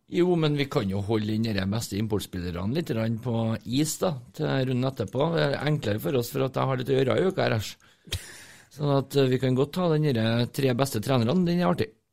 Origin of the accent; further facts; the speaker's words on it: Trondheim, Trøndelag, Norway; Jeg er delvis fra Byåsen